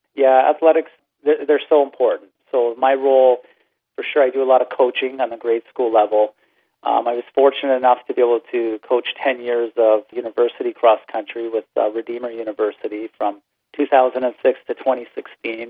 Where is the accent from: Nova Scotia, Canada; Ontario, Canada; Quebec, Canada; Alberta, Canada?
Ontario, Canada; Brantford; moved away as an adult; also born or lived in Michigan; I, I grew up in Brantford, Ontario